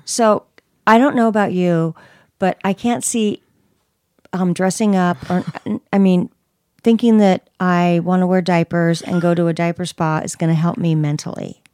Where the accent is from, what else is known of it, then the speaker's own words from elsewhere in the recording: Bay Area, California, United States; I'm from the Bay Area